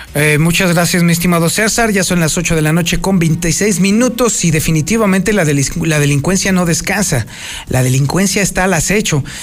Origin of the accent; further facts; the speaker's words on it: Mexico; nosotros los mexicanos